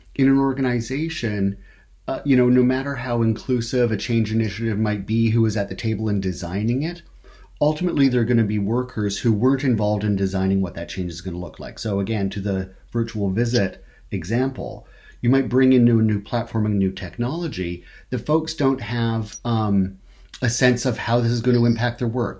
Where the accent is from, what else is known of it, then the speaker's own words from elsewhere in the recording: Canada; I'm from Canada